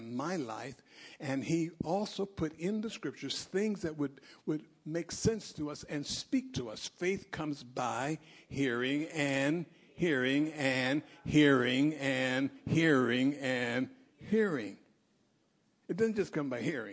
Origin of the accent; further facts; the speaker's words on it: United States; I'm American.